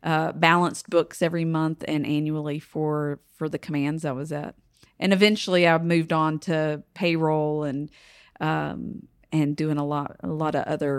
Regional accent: Kings Mountain, North Carolina, United States; I grew up in Kings Mountain, North Carolina. So right down the mountain. It's the last mountain before there's no more mountains

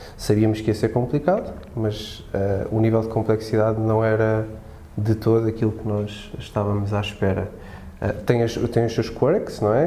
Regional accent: Lisbon, Portugal; also born or lived in Madeira; sou madeirense, vivo há muitos anos aqui em Lisboa, praticamente desde o meu primeiro mês de vida

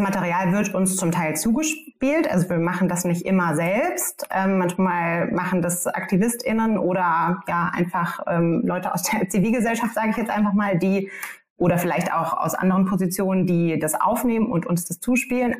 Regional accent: Germany

